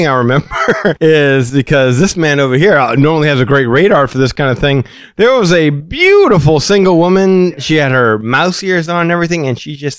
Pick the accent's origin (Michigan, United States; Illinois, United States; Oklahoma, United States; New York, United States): Michigan, United States; Detroit; They don't understand because I'm from Detroit. Yeah, I came down here from Detroit.